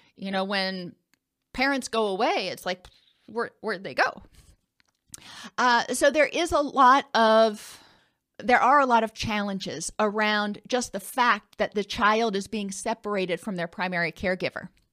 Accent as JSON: {"language": "English", "town": "Indianapolis", "region": "Indiana", "country": "United States", "tie": "born or raised there", "said": "I grew up in Indianapolis"}